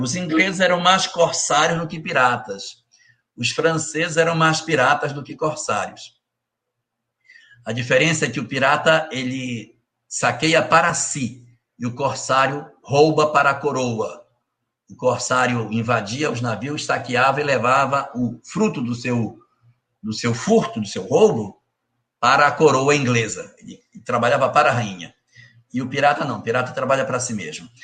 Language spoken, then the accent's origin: Portuguese; Brazil